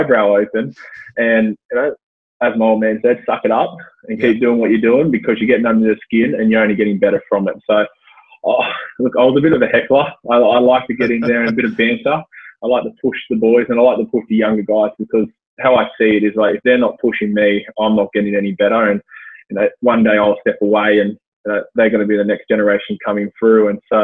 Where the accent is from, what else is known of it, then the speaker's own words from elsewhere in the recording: Blacktown, New South Wales, Australia; I've gone back to my old stomping ground where I grew up in Blacktown